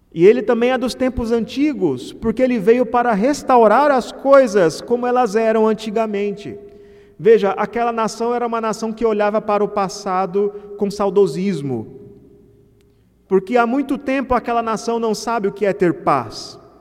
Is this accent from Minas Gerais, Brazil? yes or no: no; Mato Grosso, Brazil; É como a minha terra, eu sou de Mato Grosso